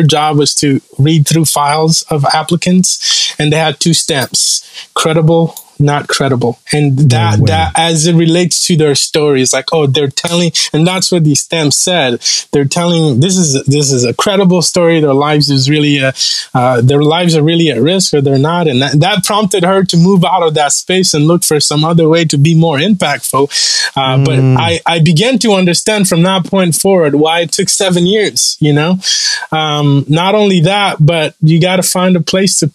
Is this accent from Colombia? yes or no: no; Rwanda; born or raised there; English is a second language; moved away